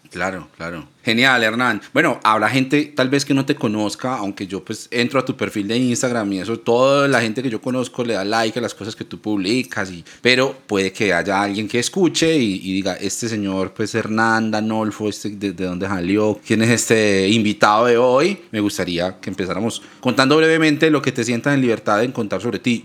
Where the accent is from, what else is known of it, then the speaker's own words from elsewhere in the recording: Ibagué, Tolima, Colombia; moved away; yo soy de Ibagué, yo nací en esa ciudad y mi familia vive allá